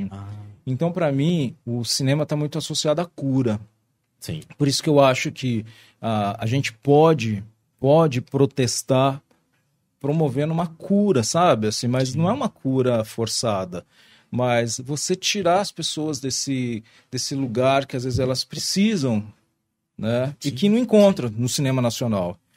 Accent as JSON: {"language": "Portuguese", "country": "Brazil", "said": "E nós somos brasileiros, nós somos um povo extremamente criativo"}